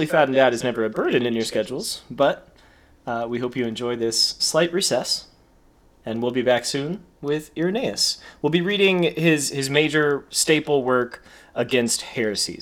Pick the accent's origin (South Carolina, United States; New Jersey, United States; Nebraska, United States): South Carolina, United States; Greenville; I was born in South Carolina